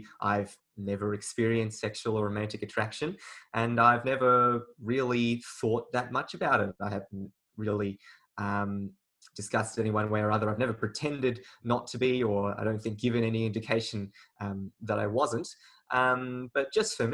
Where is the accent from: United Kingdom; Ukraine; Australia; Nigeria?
Australia; also born or lived in China; I was born in China, but I came to Australia when I was very early, about 8 months old.